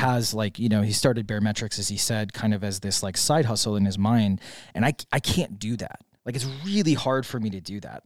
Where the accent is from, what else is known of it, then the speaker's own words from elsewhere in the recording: Wisconsin, United States; now in Puerto Rico; I grew up in Wisconsin, so I grew up with, uh, large swaths of land everywhere